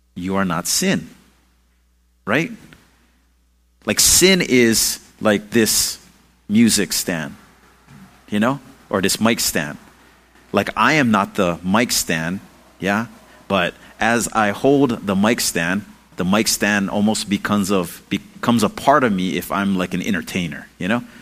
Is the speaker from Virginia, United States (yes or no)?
no; Hawaii, United States; I'm Hawaiian